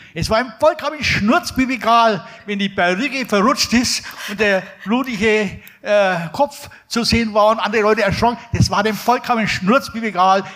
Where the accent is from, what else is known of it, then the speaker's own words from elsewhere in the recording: Erlangen, Bavaria, Germany; also born or lived in Nuremberg; ich komme aus Erlangen